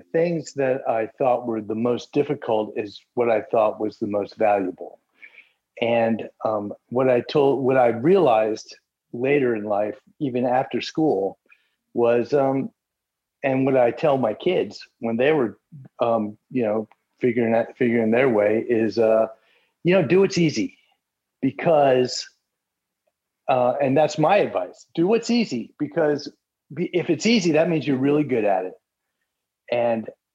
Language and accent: English; Central Florida, United States; also born or lived in Midwest; I grew up in Central Florida. My parents moved from the Midwest when I was a toddler